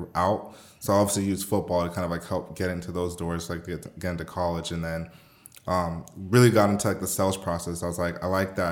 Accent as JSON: {"language": "English", "town": "Riverside", "region": "California", "country": "United States", "tie": "born or raised there", "also_born_or_lived": "Miami, Florida", "said": "I'm originally from Miami, so I was born in Miami, okay. Lived there for like 8 years, and I moved to Riverside, California. So for those that don't know, there's this little city in California called Riverside. I love it. But that's where I grew up, really."}